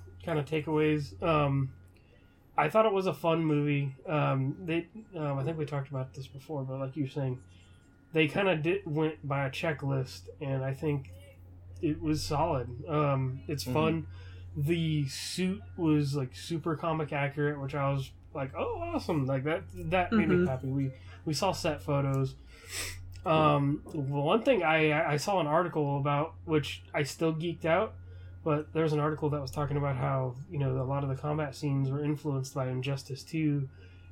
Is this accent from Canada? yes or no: no; Southern California, United States; now in Arkansas, United States; I grew up in Southern California